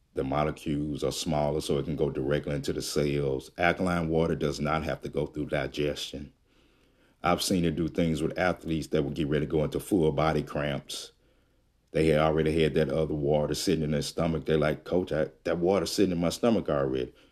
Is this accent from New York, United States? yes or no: no; Jackson, Mississippi, United States; moved away; I am from Jackson, Mississippi. And, uh, I'm not there now, but that's where I'm originally from